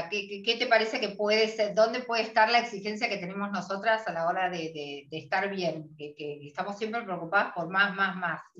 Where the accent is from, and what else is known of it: Argentina